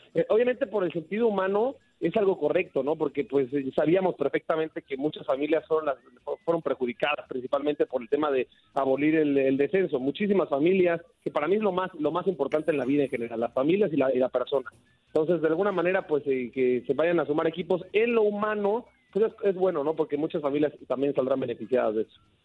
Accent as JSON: {"language": "Spanish", "country": "Mexico"}